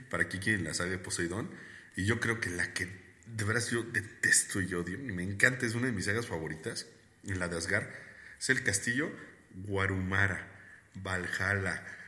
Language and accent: Spanish; Puebla, Mexico; nosotros somos de Puebla, para los que no sepan, somos poblanos